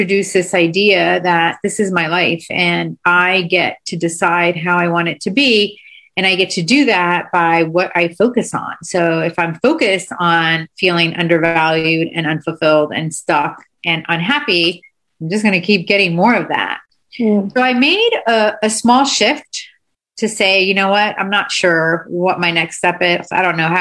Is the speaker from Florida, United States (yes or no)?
yes; Miami, Florida, United States; moved away as an adult; also born or lived in Delaware; I grew up in Miami